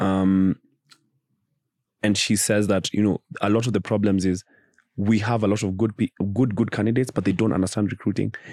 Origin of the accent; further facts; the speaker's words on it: United Kingdom; we're doing it as black British guys.